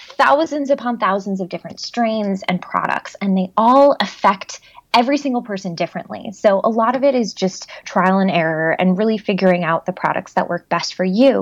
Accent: Chicago, Illinois, United States; I'm from Chicago, born and raised.

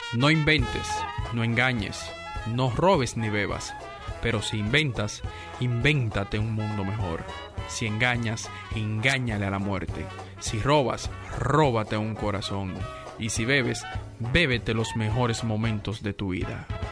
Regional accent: Dominican Republic; yo me sentí mal como dominicano

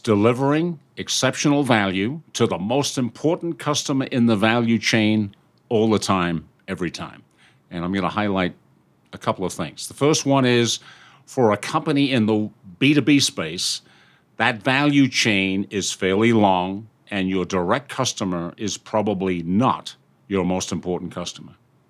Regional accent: United Kingdom; moved away as an adult; now in United States; I'm a Brit, and I came over here a long time ago.

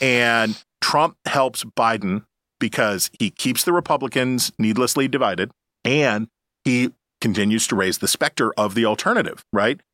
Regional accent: Wheeling, West Virginia, United States; my hometown of Wheeling, West Virginia

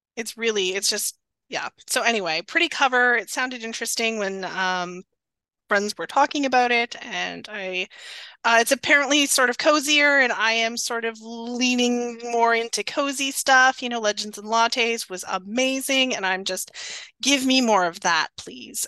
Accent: Northern Ontario, Canada; moved away; also born or lived in Waterloo, Ontario; I live in Waterloo now, but I grew up in Northern Ontario

